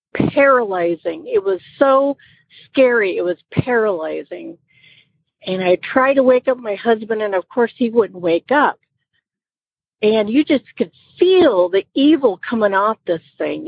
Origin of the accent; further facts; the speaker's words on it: Iowa, United States; moved away as an adult; now in Georgia, United States; I am calling from Georgia. I'm originally from Iowa